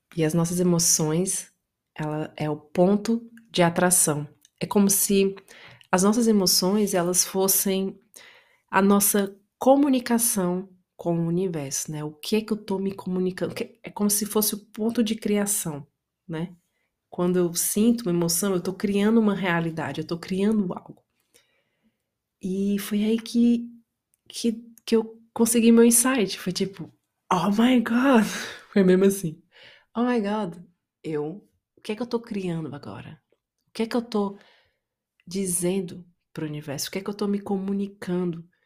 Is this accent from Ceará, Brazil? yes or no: yes; Itapajé, Ceará, Brazil; moved away; eu sou brasileira, eu cresci no interior do Brasil, numa cidade chamada Itapajé, interior do Ceará